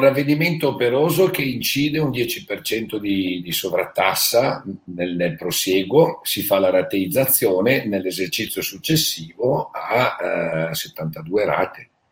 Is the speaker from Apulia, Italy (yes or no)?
no; Bergamo, Lombardy, Italy; io sono di Bergamo, conosco la realtà che c'è stata lì